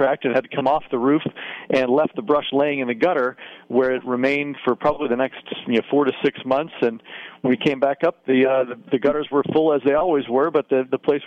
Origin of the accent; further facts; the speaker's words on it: United States; also born or lived in Ohio / Pennsylvania; growing up in Ohio and Pennsylvania